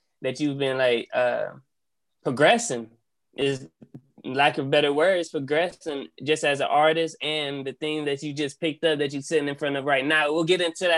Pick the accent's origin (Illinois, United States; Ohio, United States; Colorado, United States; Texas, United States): Ohio, United States; Columbus; I'm from Columbus, Ohio